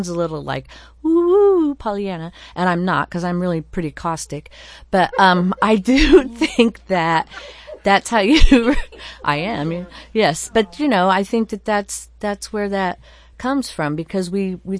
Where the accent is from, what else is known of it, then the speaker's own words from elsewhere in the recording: Midwest, United States; I grew up in the Midwest